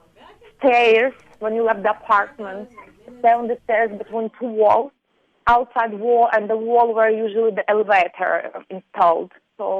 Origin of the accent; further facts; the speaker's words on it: Ukraine; English is a second language; moved away as an adult; also born or lived in Poland; now in Canada; I was grew up in Ukrainian family, so I can speak Ukrainian and Russian easily